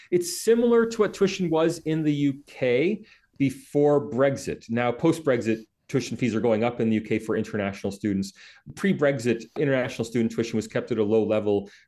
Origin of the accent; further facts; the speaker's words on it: United States; now in Australia; I'm American, I don't have Australian citizenship, I am a foreigner here